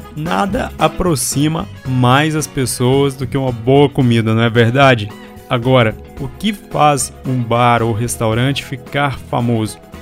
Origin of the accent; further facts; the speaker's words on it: Minas Gerais, Brazil; todos os mineiros, minha terra tão amada